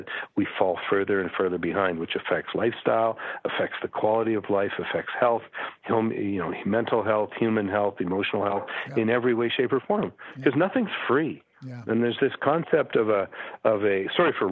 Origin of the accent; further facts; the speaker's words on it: Canada; I'm a Canadian